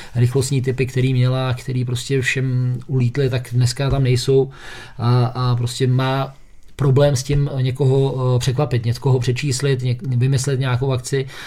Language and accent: Czech; Liberec, Liberec Region, Czechia; jsem z Liberce